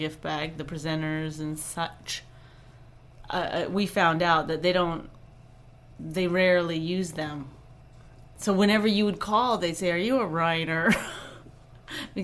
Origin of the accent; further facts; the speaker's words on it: Canada; we're Canadian